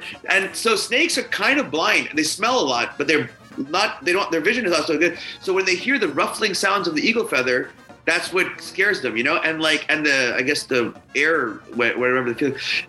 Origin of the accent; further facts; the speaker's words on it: India; And I'm Indian from India, or as my friends say, curry Indian, right?